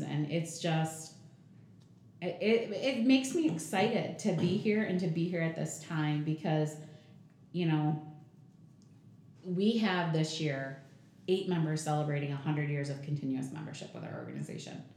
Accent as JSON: {"language": "English", "town": "Jackson", "region": "Michigan", "country": "United States", "tie": "born or raised there", "also_born_or_lived": "Napoleon, Michigan", "moved": "as an adult", "lives_now": "Battle Creek, United States", "said": "it was leaving Jackson actually. Um, that was it's my hometown"}